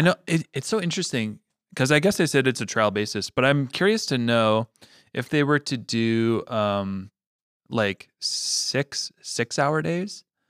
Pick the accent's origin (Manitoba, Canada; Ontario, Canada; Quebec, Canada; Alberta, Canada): Manitoba, Canada; La Salle; also born or lived in Regina, Saskatchewan; I was born in Regina, grew up in Manitoba